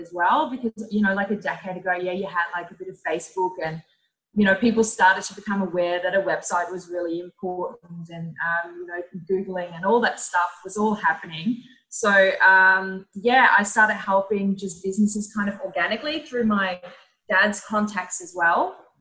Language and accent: English; Netherlands; moved away as an adult; now in Melbourne, Australia; I'm originally from the Netherlands, and I moved to Australia about uh, actually six years ago